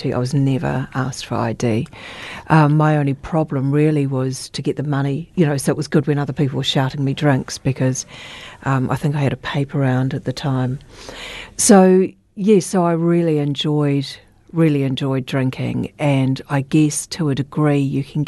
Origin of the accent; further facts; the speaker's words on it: Christchurch, Canterbury, New Zealand; I was born and raised in Christchurch. I've only had very short times away from Christchurch